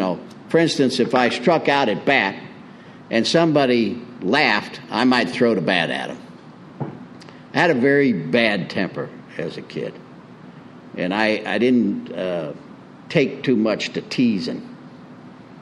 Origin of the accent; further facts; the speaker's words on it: Springfield, Illinois, United States; moved away as an adult; also born or lived in Miami, Florida / Pompano Beach, Florida; now in Prescott, United States; I was born in 1952 in Springfield, Illinois, and alongside the cornfields, and in the 50s as a kid